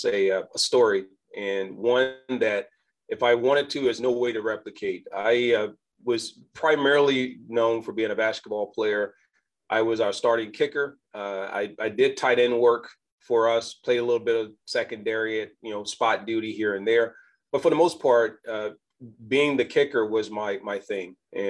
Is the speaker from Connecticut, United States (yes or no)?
no; Danville, Virginia, United States; I was basically from Danville. We sit on the border of Virginia and North Carolina.